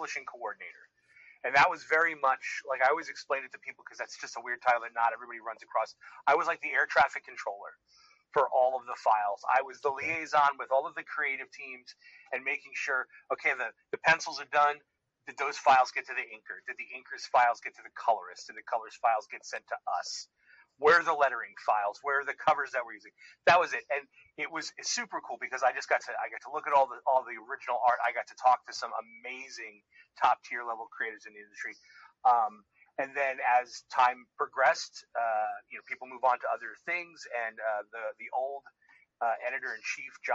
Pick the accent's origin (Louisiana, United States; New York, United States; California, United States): New York, United States; I grew up in New York